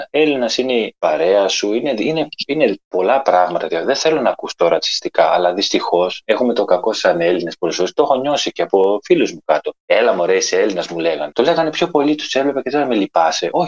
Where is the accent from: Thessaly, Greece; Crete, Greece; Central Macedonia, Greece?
Crete, Greece; Chania; born there; όταν γεννήθηκα στα Χανιά, έπρεπε να διορθωθούν πράγματα. Δεν μπορούσα να παίξω στην ομάδα το παιδικό στο χωριό λόγω αυτού